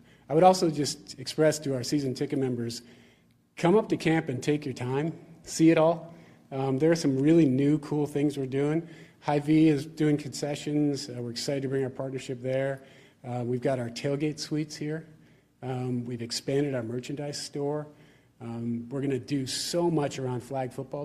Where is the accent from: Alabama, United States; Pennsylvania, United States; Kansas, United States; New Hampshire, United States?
Pennsylvania, United States; Pittsburgh; I grew up in Pittsburgh, Pennsylvania